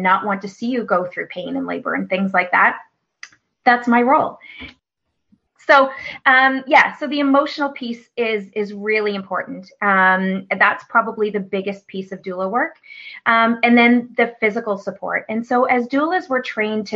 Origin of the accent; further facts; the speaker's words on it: Newfoundland and Labrador, Canada; moved away as an adult; now in Nova Scotia, Canada; growing up in Newfoundland